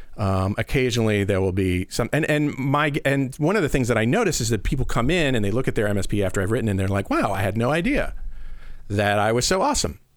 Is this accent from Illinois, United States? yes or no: no; Midwestern, Iowa, United States; we're Midwestern nice and in in in Iowa